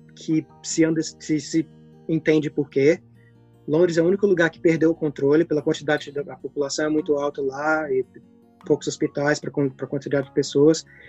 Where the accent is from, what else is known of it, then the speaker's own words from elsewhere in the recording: Brazil; moved away as an adult; now in Worthing, United Kingdom; depois que eu saí do Brasil